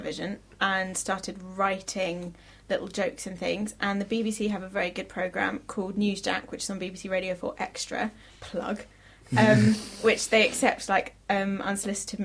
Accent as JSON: {"language": "English", "country": "United Kingdom", "said": "being British"}